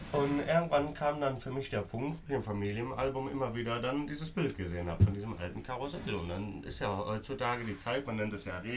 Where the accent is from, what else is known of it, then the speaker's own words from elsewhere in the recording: Beuel, North Rhine-Westphalia, Germany; bin 29 Jahre alt, komme hier aus Beul, bin Schausteller in siebter Generation